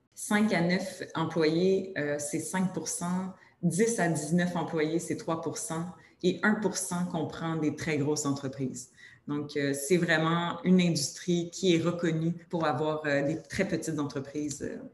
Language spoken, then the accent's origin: French; Quebec, Canada; accent: Québécois; avec mon accent québécois.